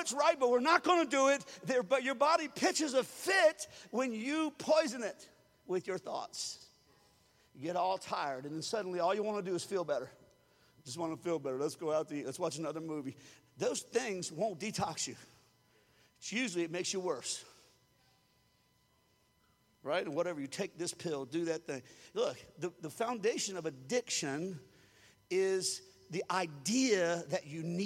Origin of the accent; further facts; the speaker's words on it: Louisiana, United States; I was raised in Louisiana